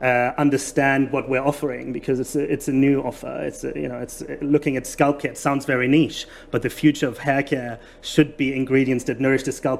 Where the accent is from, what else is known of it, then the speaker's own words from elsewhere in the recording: Germany; accent: thick German; English is a second language; now in United Kingdom; Sorry for my thick German accent, by the way.